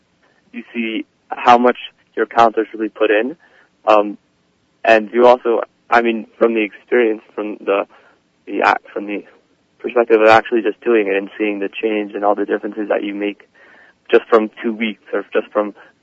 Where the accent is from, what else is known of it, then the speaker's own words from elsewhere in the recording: Livingston, New Jersey, United States; I'm from Livingston, New Jersey. I go to, RKYHS or Kushner. I'm a senior. I was born in Livingston.